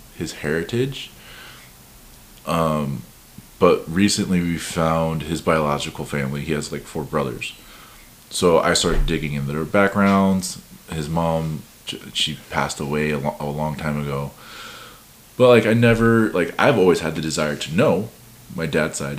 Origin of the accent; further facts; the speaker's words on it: Midwest, United States; Growing up in the Midwest with no other Polynesians around